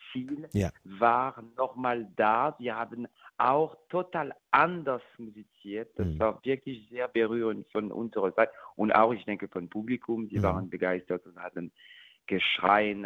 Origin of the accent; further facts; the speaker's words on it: France; German is a second language; moved away; ich bin natürlich französisch